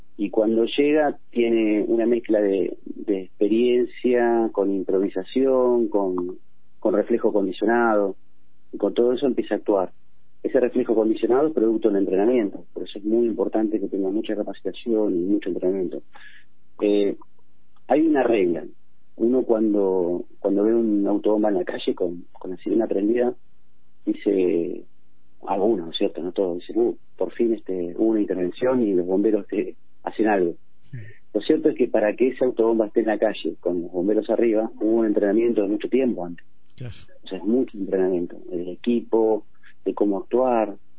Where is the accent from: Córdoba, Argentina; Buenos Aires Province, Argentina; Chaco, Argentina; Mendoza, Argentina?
Buenos Aires Province, Argentina; moved away as an adult; now in Miramar, Argentina; claramente yo soy de la Buenos Aires, de la zona oeste, y he migrado por toda la provincia justamente en mi actividad